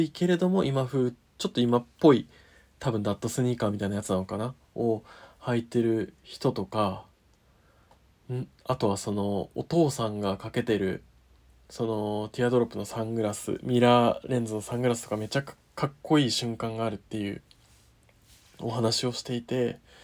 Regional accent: Niigata, Japan; 私と同郷の新潟

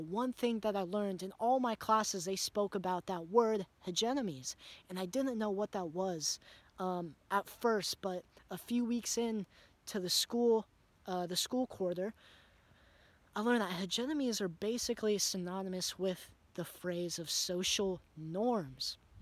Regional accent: United States; growing up in America

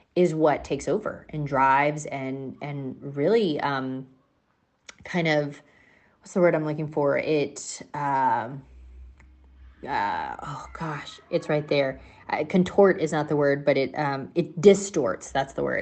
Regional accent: United States; as an American, I've certainly grown up in a, a, in a space in an area

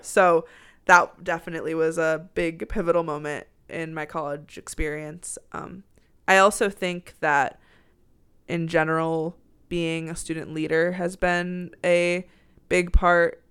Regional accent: Minneapolis, Minnesota, United States; moved away as an adult; now in Galesburg, United States; Minneapolis, Minnesota.

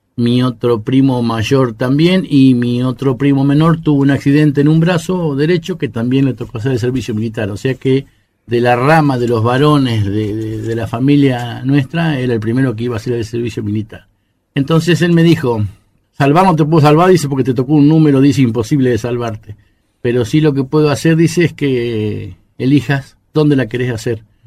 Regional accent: Las Flores, Buenos Aires Province, Argentina; Yo tengo idea de que nacimos acá en Las Flores

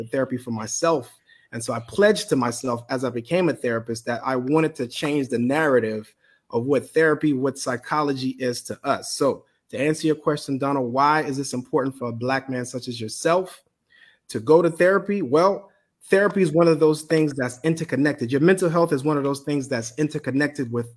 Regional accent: Bahamas; moved away; also born or lived in Miami / Tallahassee; sitting in the church from growing up in the Bahamas, coming to Miami and Tallahassee.

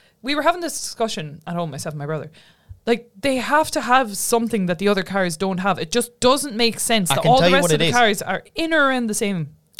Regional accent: England, United Kingdom; no offense being an English person

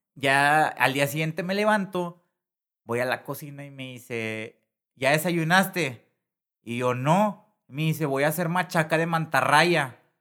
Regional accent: Monterrey, Nuevo León, Mexico; soy de Monterrey

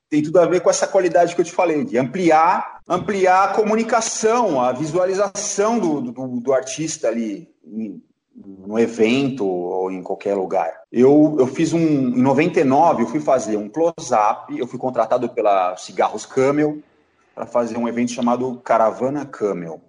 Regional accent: Brazil; Eu moro no Brasil, sou brasileiro, amo o Brasil

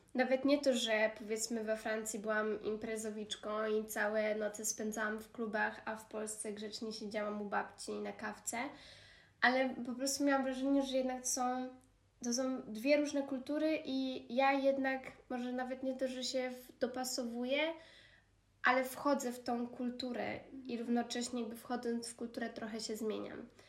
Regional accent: Poland; born or raised there; moved away as an adult

